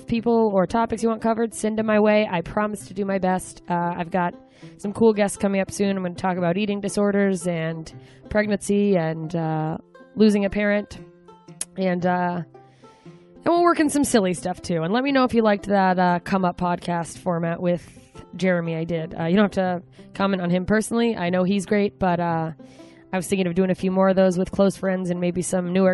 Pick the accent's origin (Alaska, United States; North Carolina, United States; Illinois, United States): Alaska, United States; Anchorage; moved away as an adult; now in Los Angeles, United States; I'll be in Anchorage, Alaska this week, back in my hometown.